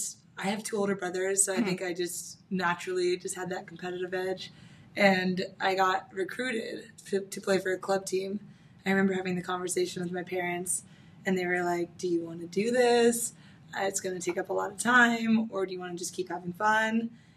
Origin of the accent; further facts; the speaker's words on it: California, United States; now in San Diego, United States; Okay, so I'm from Orange County. I came to San Diego from my college experience. So I went to UCSD, and I've been here ever since.